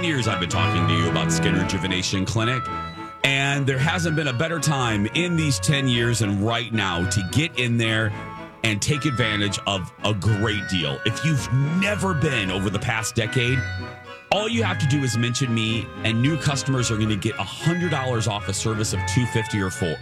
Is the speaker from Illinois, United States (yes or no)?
yes; Chicago, Illinois, United States; moved away; that's my home, where I was raised in Chicagoland